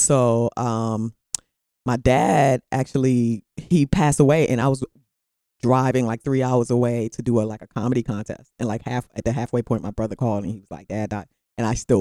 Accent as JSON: {"language": "English", "town": "Charlotte Amalie", "country": "U.S. Virgin Islands", "also_born_or_lived": "New York / Midwest", "moved": "yes", "said": "I'm from the Virgin Islands, from St. Thomas"}